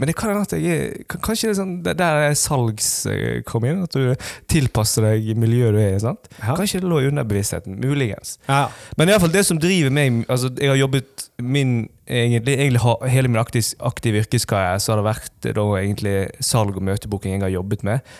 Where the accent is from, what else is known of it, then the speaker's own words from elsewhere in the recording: Western Norway, Norway; Vi er jo vi er stolte vestlendinger. Ja. Iallfall jeg. er Veldig stolt vestlending